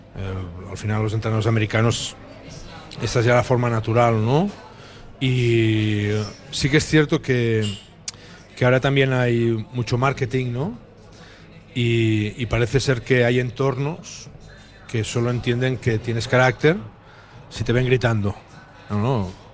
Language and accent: Spanish; Tàrrega, western Catalonia, Spain; also born or lived in Manresa; now in Bilbao, Spain; soy de Tetarre, que es la parte eh, más hacia, hacia el oeste de, Cataluña y allí se habla más